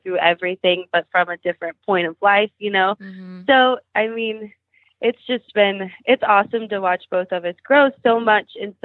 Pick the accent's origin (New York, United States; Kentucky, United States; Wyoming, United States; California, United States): Kentucky, United States; moved away as an adult; also born or lived in Nashville; We're both from Kentucky. We moved back home once we had Otis